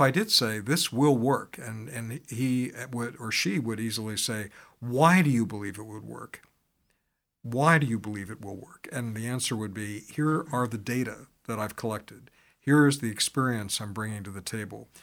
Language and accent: English; Pittsburgh, Pennsylvania, United States; now in Chicago, United States; my hometown and, uh, or birth town as I talk it, talk about it, uh, but, um, uh, Pittsburgh